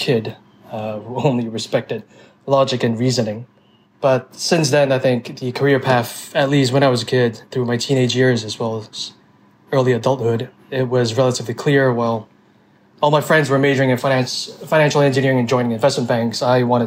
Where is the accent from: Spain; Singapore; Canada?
Singapore; moved away as an adult; also born or lived in Taiwan / New York City; I was born and raised in Singapore for most of my childhood. I spent a couple of years in my ancestral homeland in Taiwan when I was a kid, but I came back to Singapore and then did most of my schooling there.